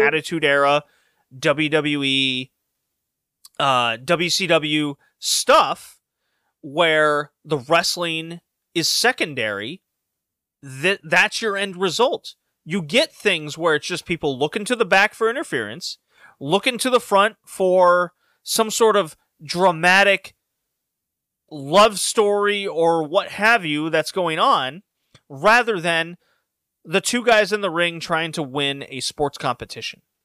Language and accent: English; Houston, Texas, United States; I grew up in Houston.